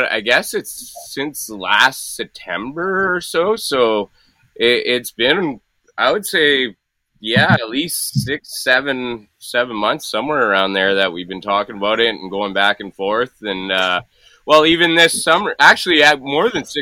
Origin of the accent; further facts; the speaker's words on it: Thunder Bay, Ontario, Canada; It's about an hour outside Thunder Bay, which is a long ways from Lac Seul and Sulicote, and Kenora, actually, in Lake of the Woods. It's about 4 hours from Sulicote, Lac Seul, 8 hours from Lake of the Woods, but that was my hometown.